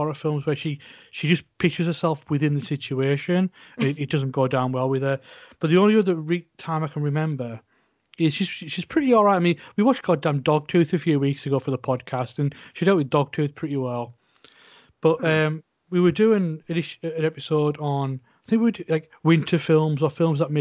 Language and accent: English; Whitehaven, North West England, United Kingdom; in my hometown